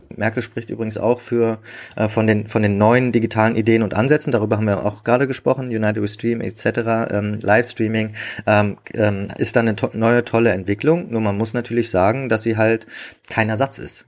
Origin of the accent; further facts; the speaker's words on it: Berlin, Germany; als Berliner